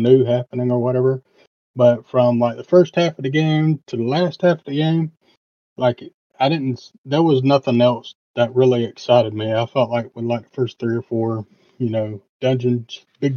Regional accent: the South, United States; being from the South

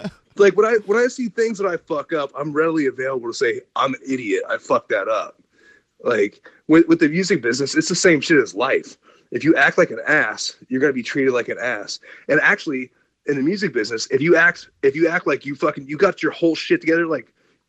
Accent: Ohio, United States; moved away as an adult; also born or lived in Los Angeles; I came from Ohio, from the middle of nowhere, grew up on a farm

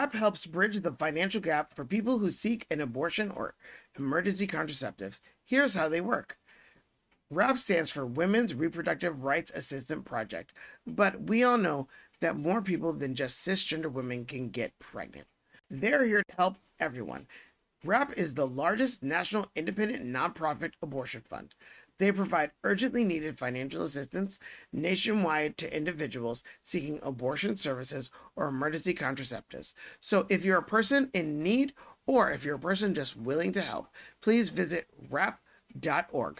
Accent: New Orleans, Louisiana, United States; moved away as an adult; also born or lived in Savannah / New York City

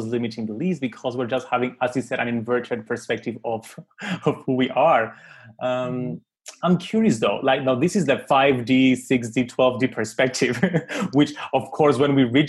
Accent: Cyprus; I was born in Cyprus

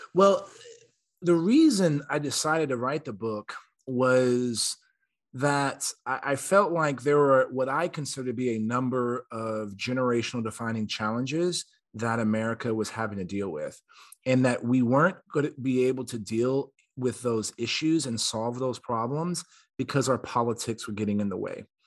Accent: San Antonio, Texas, United States; I'm from Texas. I was born and raised in San Antonio

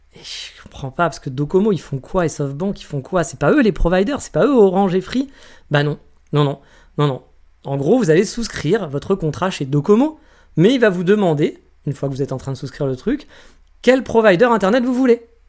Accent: France; moved away; chez nous en France

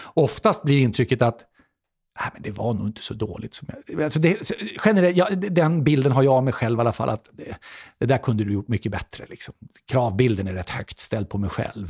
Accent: Sweden; som svensk

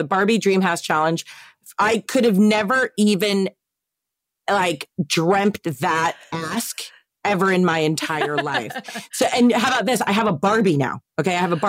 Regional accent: East Coast, United States; now in West Coast, United States; Like growing up on the East Coast, and obviously like all my family still lives on the East Coast.

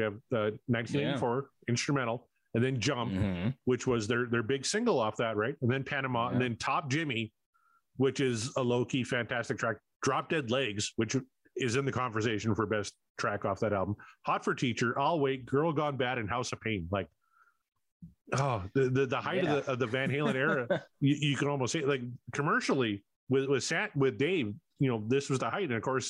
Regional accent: Canada; not MTV, because I'm Canadian, I was watching Much Music

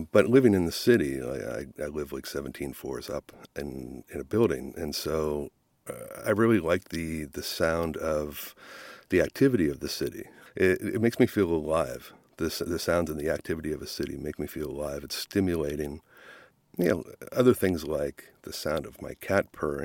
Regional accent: Nova Scotia, Canada; growing up in Nova Scotia

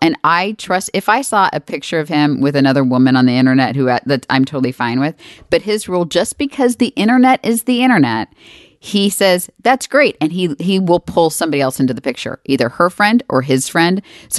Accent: Texas, United States; I'm from Texas.

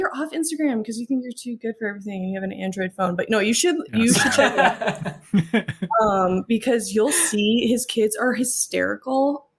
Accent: Midwest, United States; I'm from the Midwest

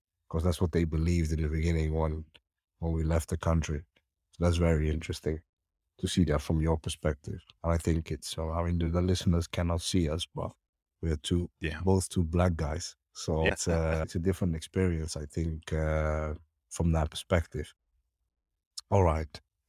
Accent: Somalia; born there; I mean, obviously, you know, I was born in Somalia.

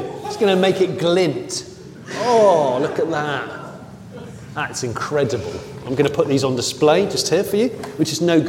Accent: United Kingdom; I'm British, yeah.

